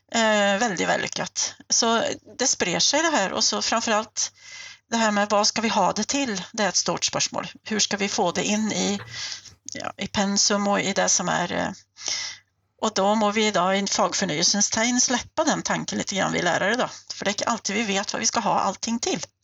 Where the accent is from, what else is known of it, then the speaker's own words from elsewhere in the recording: Sweden; moved away as an adult; now in Norway; Jag är ju svensk och numera också norsk eh, statsborgare. Jag har bott i Norge i 23 år